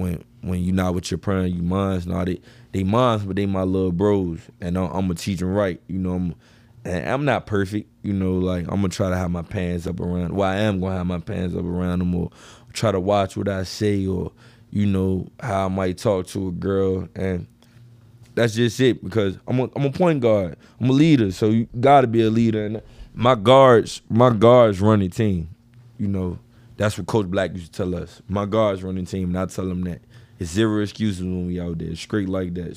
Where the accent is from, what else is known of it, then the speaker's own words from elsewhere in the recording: Richmond, Virginia, United States; I was from the East End